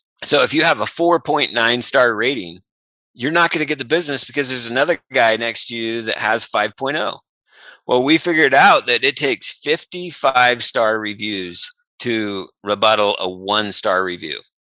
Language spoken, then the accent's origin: English; California, United States; number one, we came from California and we found out we had bark scorpions.